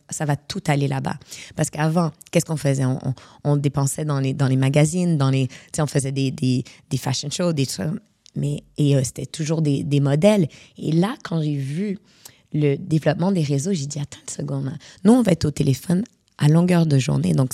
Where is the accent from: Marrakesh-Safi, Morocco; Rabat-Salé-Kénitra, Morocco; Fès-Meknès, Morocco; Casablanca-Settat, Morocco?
Casablanca-Settat, Morocco; Casablanca; born there; also born or lived in Montreal; vu que je suis née à Casablanca, euh, ma mère, euh, mon père était à Casa, il est encore là-bas, et ma mère, elle est venue à Montréal à l'âge de 3 ans.